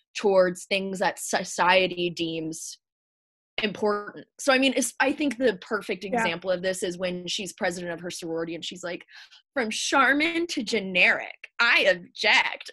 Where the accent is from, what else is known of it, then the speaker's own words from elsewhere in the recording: the South, United States; growing up in the South in a very patriarchal culture.